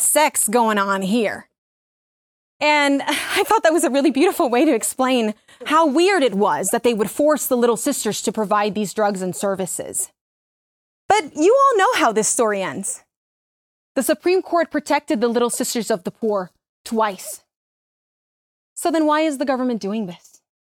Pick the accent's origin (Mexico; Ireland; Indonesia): Mexico; moved away; also born or lived in Miami; When I first came to this country, I was born in Mexico. I lived in Miami.